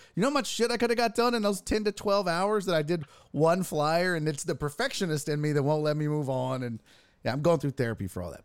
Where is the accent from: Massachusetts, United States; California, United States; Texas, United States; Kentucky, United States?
Texas, United States; Houston; born and raised in Houston